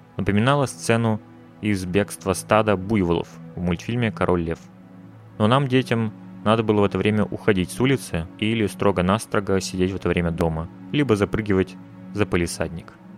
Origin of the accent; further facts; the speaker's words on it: Russia; я родился в России